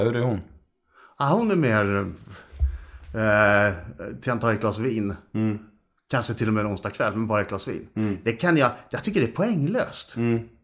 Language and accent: Swedish; Karlstad, Värmland, Sweden; now in Stockholm, Sweden; Vi kommer ju från Karlstad från början